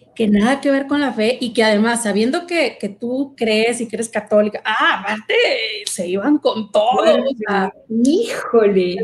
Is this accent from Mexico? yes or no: yes; Monterrey, Nuevo León, Mexico; en la casa donde yo nací, aquí en Monterrey, estaba enfrente de, pues, mi, parroquia